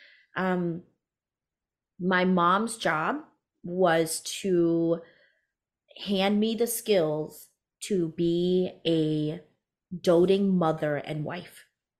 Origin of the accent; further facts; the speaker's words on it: United States; So I am Hmong American, first generation born American, first generation entrepreneur.